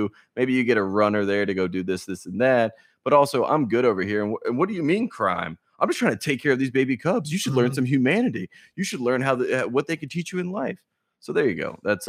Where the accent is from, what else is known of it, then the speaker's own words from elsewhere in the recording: North Carolina, United States; I'm from North Carolina.